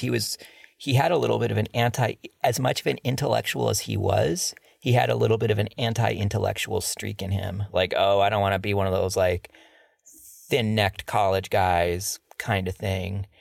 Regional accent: Cleveland, Ohio, United States; growing up in Cleveland, I remember in the second grade, I was pretty much the only white kid at an all black school.

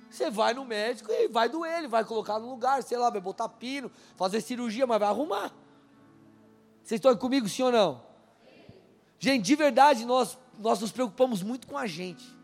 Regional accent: São Paulo, Brazil; now in Curitiba, Brazil; Eu saí de São Paulo, vim para cá, eu não consigo falar leite. Eu falo leite. Só que quando eu vou para São Paulo, o pessoal falou, oh, cara, você tá com. Não fala mais igual paulistano.

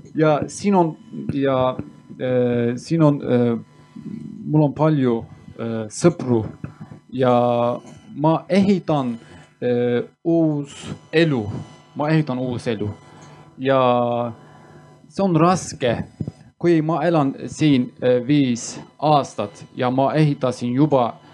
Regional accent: Turkey; Estonian is a second language; moved away as an adult; now in Estonia; ma olen pärit Türgist, aga mina olen kurt

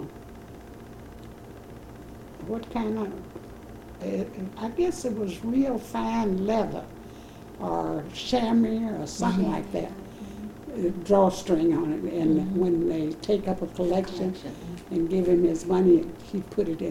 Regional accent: St. Louis, Missouri, United States; also born or lived in the South; I was born in the South

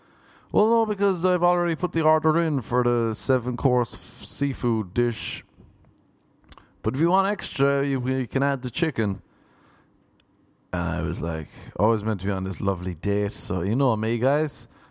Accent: Ireland; But you know me, people, I'm Irish and I'll hang on to a grudge.

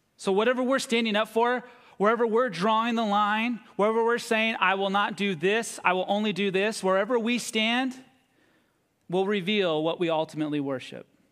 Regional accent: United States; my growing up here as an American

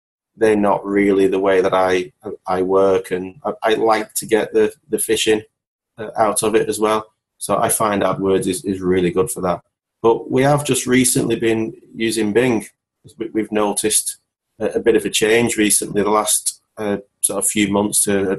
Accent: Wigan, North West England, United Kingdom; I'm from Wigan, near Manchester

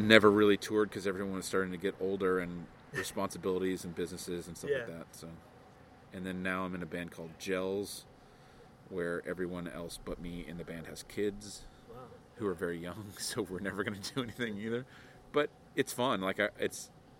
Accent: Vero Beach, Florida, United States; I grew up in Vero Beach, which is definitely a retirement community

